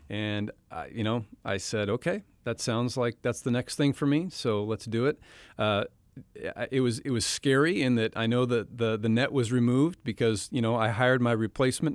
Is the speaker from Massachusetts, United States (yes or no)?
no; Western Washington, United States; I grew up in Western Washington